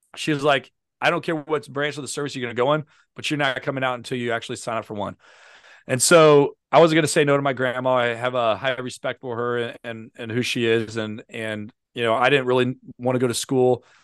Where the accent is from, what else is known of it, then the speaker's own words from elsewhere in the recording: St. Louis, Missouri, United States; moved away as an adult; now in Virginia, United States; I live in, in Virginia, but I'm from Saint Louis, Missouri